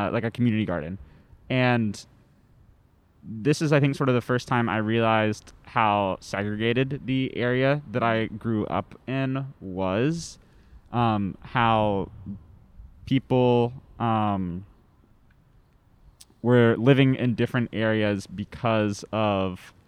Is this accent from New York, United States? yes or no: no; Western North Carolina, United States; I'm from Western North Carolina, sort of like near the border of Tennessee, which is not a super racially diverse place, especially in like the specific area of the county that I grew up